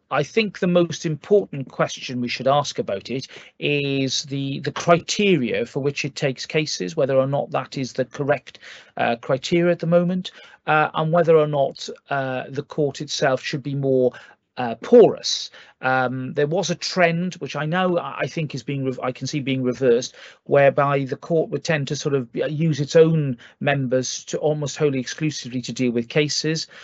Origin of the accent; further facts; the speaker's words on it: Wales, United Kingdom; as a Welshman